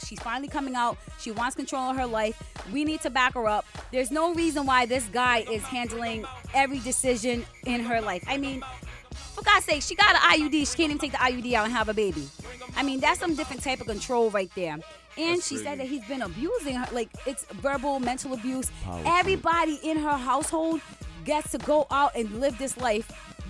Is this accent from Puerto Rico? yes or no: yes; Puerto Rico; I'm from Puerto Rican